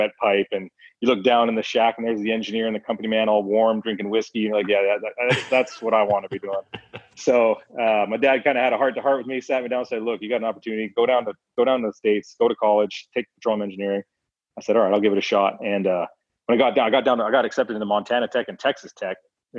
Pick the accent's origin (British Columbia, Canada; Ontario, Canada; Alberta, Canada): Alberta, Canada; Calgary; I was born and raised in Calgary, Alberta, Canada